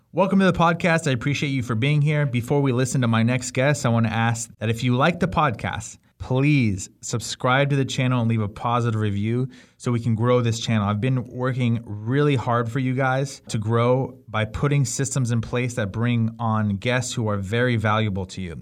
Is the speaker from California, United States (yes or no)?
yes; California, United States; I grew up here